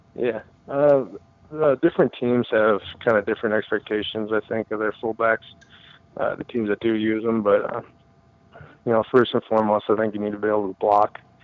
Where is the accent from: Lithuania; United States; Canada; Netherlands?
United States; Wisconsin; my hometown or my home state at uh, at Green Bay